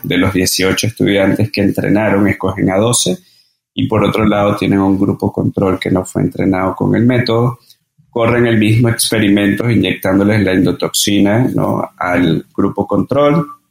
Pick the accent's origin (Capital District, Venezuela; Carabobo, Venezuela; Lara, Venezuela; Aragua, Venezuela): Capital District, Venezuela; Caracas; moved away as an adult; also born or lived in Margarita Island, Venezuela / Mérida, Venezuela / Colombia; now in Mexico; Y nací en Venezuela, nací en Caracas